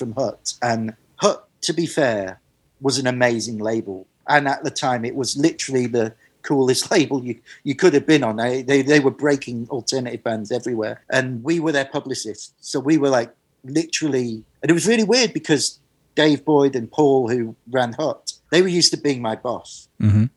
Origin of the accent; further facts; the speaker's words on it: Manchester, North West England, United Kingdom; I grew up in Manchester, going to the Hacienda